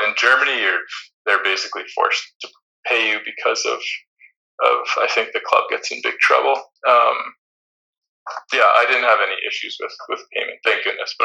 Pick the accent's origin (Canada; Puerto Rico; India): Canada; moved away as an adult; also born or lived in Netherlands; you're always the foreigner as a Canadian